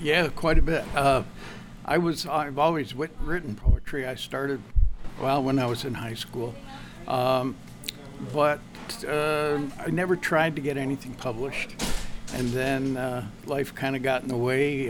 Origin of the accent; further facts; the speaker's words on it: Malone, New York, United States; moved away as an adult; also born or lived in Syracuse, New York; I was born in Malone